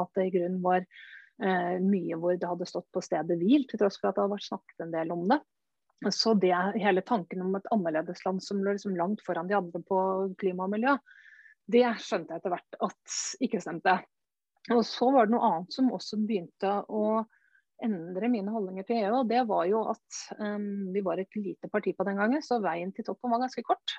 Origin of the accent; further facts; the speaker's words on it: Norway; jeg kommer fra Norge